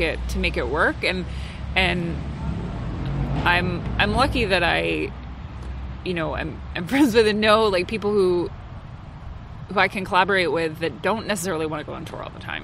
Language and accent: English; central New Jersey, United States; I grew up in New Jersey. Um, okay. So, yeah, so central New Jersey